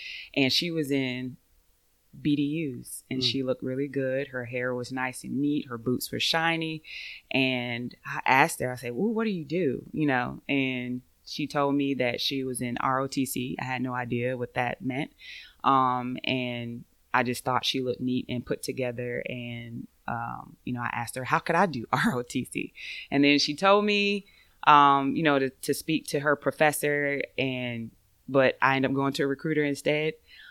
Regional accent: Norfolk, Virginia, United States; moved away as an adult; I grew up in Norfolk, Virginia.

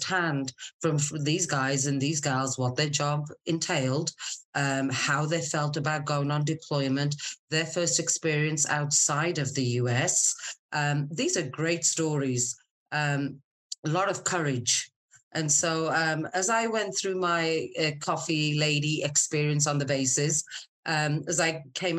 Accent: Scotland, United Kingdom; moved away as an adult; also born or lived in Wolverhampton, England / Middle East; now in San Diego, United States; I was born in a little place in England called Wolverhampton, and I was there for a very short period of time before the family moved to Scotland. So I normally just tell people Scotland

